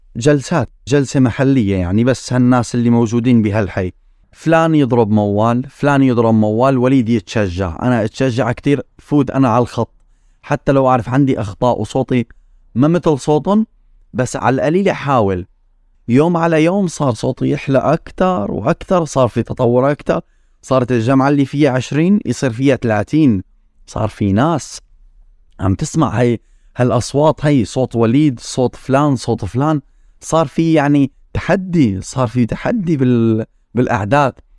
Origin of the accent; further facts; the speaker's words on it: Nawa, Daraa Governorate, Syria; moved away as an adult; also born or lived in Kuwait / Damascus / Lebanon; now in London, United Kingdom; نحن اصلنا من درعا ضيعه اسمها ضيعه نوى